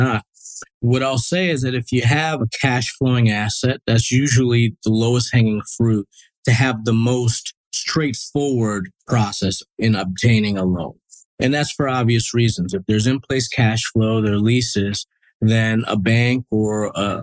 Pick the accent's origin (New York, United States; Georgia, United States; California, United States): New York, United States; Westchester County; also born or lived in Bronx, New York; So originally from New York, I was born in the Bronx, grew up in a suburb called Westchester County